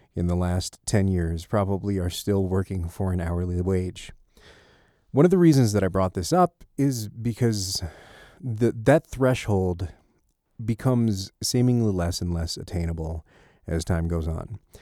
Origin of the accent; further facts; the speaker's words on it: United States; we as an American populace